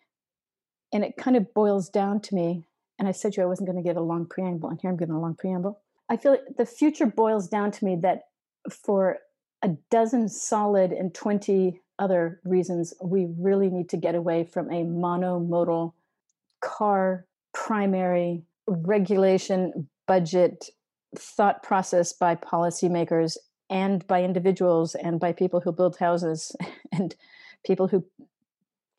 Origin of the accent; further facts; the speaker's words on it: Massachusetts, United States; I'm from Massachusetts.